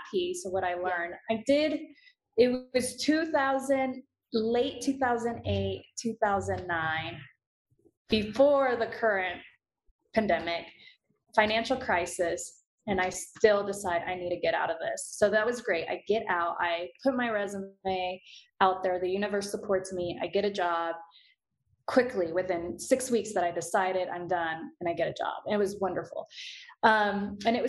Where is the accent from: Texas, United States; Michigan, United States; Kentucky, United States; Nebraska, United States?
Texas, United States; Houston; in growing up in Houston, I grew up surprisingly in a really decent neighborhood, very diverse